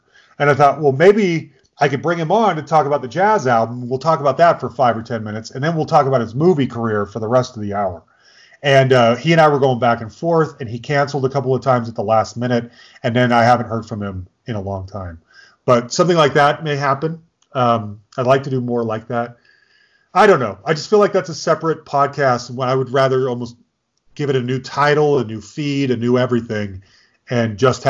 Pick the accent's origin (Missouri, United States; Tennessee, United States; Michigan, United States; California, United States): California, United States; I grew up in the Bay Area, and the Oakland A's back in the early 80s were my team.